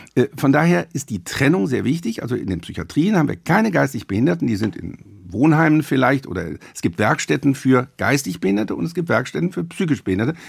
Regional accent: Rhineland, Germany; bei uns im Rheinland

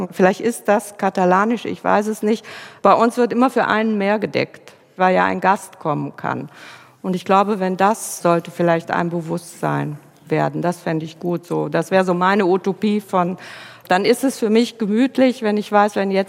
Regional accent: Rhineland-Palatinate, Germany; Gut ich komme aus der Pfalz, also ähm, da lebt man nicht unbedingt alleine. ich komme aus einem Gebiet, an dem es jeden Wochenende ein Weinfest gibt und man sich kennt auch.

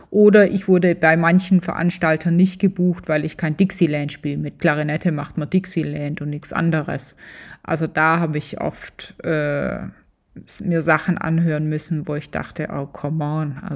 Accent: Tübingen, Baden-Württemberg, Germany; das als Schwäbin in Tübingen groß geworden, aus einer Handwerkerfamilie, das war schon gewöhnungsbedürftig.

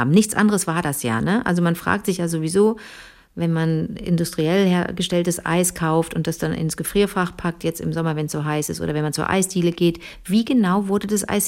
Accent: Cologne, North Rhine-Westphalia, Germany; da komme ich aus Köln und komme mir so vor wie, so, wie die Trine vom Land

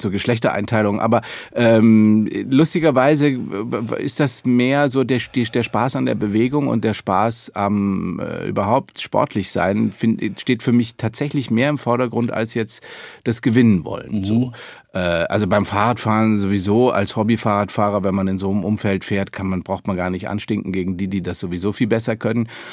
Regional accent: Munich, Bavaria, Germany; now in Berlin, Germany; meiner Kindheit in München

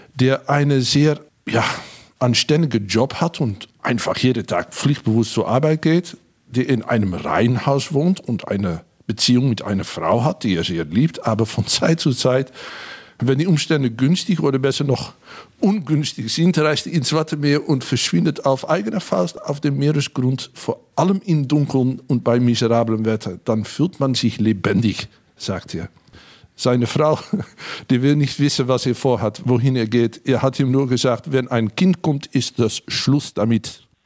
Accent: Hengelo, Overijssel, Netherlands; Ich bin an der Grenze aufgewachsen, in Hengelo, in Bukelow, nähe zu Gronau und Bad Bentheim.

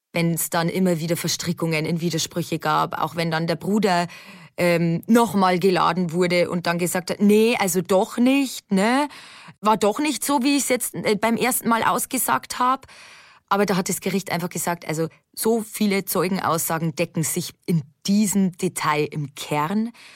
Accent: Lower Bavaria, Germany; bei uns in Niederbayern

